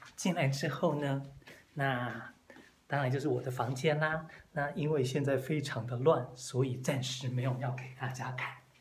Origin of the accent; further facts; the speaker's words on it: Taipei, Taiwan; moved away as an adult; now in Taitung, Taiwan; 我自己本身是所谓的天龙国人， 就是生在台北，长在台北。 那当然工作也都在台北